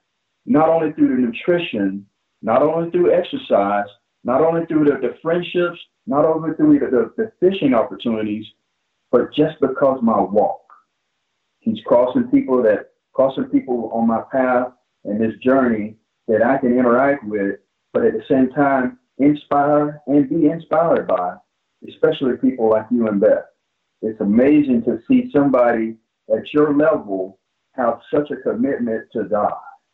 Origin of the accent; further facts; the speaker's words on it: Plant City, Florida, United States; the kid that was growing up in Plant City